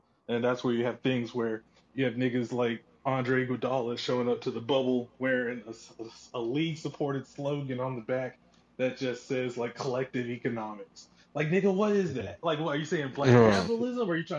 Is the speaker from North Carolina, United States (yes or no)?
yes; Durham, North Carolina, United States; I grew up in Durham. I grew up around Duke